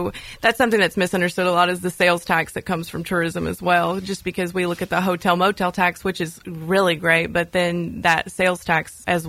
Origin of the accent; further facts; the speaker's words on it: Gallatin, Tennessee, United States; also born or lived in Murfreesboro; Yeah, so I am from Gallatin. I've lived there most all of my life. And I went to Gallatin High School.